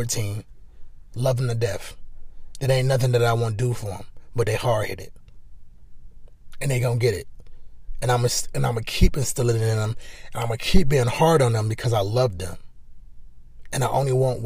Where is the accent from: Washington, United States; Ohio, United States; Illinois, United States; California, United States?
Ohio, United States; Cleveland; I'm from Cleveland